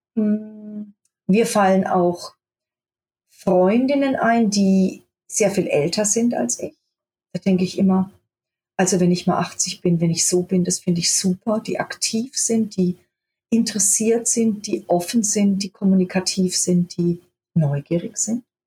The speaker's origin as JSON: {"language": "German", "country": "Germany", "tie": "born or raised there", "also_born_or_lived": "Göttingen", "said": "ich bin eigentlich geboren in Göttingen und bin aber mit vier Jahren in ein kleines Dorf im Spessart, äh, gezogen mit meinen Eltern und meinem Bruder"}